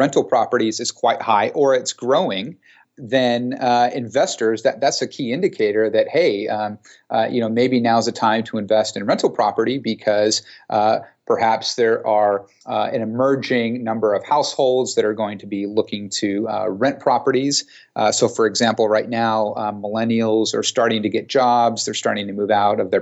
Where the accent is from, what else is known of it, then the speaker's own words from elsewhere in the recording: San Jose, California, United States; also born or lived in Australia; my hometown of San Jose